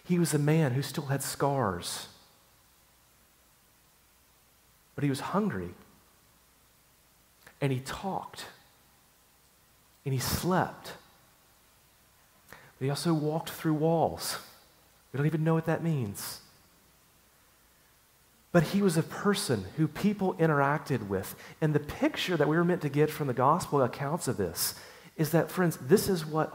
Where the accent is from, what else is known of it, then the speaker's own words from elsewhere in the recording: Chattanooga, Tennessee, United States; moved away; My hometown is a place called Chattanooga, Tennessee